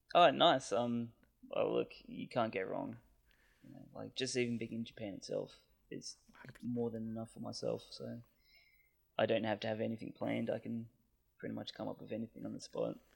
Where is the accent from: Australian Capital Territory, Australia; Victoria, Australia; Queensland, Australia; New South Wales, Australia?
Australian Capital Territory, Australia; Canberra; I'm from Canberra, Australia